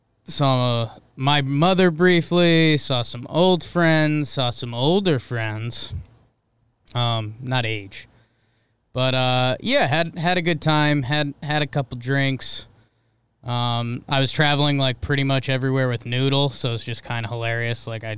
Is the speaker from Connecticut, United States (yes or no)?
yes; Middlebury, Connecticut, United States; I'm from Middlebury, Connecticut.